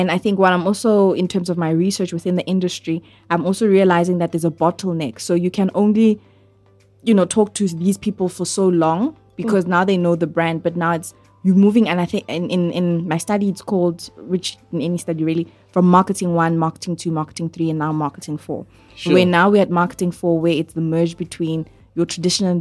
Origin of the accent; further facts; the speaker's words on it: South Africa; I'm a South African.